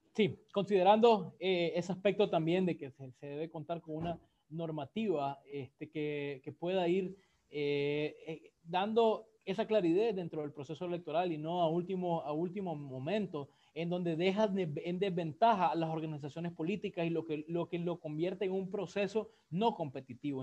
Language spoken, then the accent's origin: Spanish; Nicaragua; como nicaragüenses